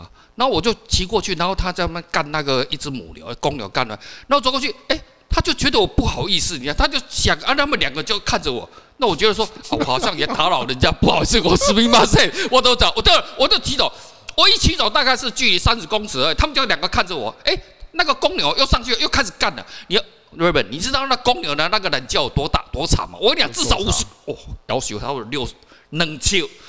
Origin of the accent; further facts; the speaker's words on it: Kaohsiung, Taiwan; 我小时候住在那个高雄地区嘛，